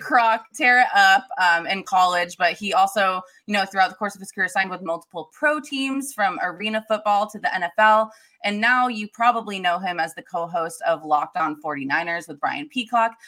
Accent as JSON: {"language": "English", "town": "Turlock", "region": "California", "country": "United States", "said": "I'm from Turlock"}